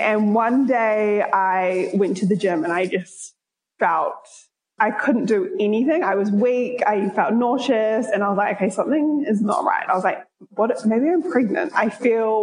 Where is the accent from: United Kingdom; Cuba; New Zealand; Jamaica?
New Zealand; Auckland; moved away as an adult; also born or lived in South Africa; now in Minnesota, United States; I'm from Auckland, New Zealand. I'm currently living in Minnesota in America